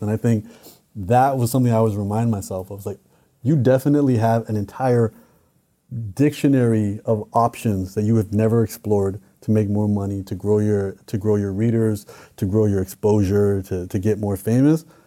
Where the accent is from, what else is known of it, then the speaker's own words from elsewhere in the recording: Canada; I'm Canadian